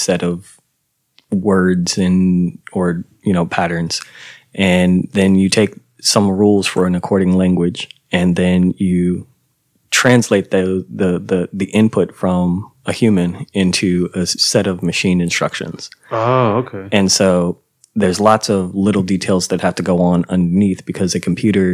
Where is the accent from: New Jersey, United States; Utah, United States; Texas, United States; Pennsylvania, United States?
Texas, United States; Houston; also born or lived in Boston, Massachusetts; I was born in Boston and then came down to Houston in 1989